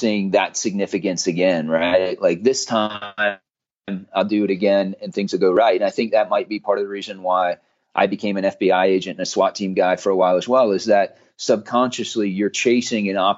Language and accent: English; West Chester, Ohio, United States; moved away; my hometown in Westchester, Ohio, or what was my hometown where I grew up